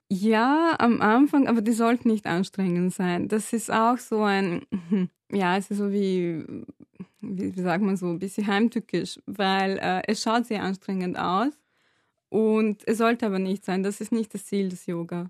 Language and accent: German; Serbia; moved away as an adult; now in Vienna, Austria; ich komme aus Serbien, bin dort aufgewachsen und bin mit 19, ja, glaube ich, mit 19 nach Wien gezogen, um zu studieren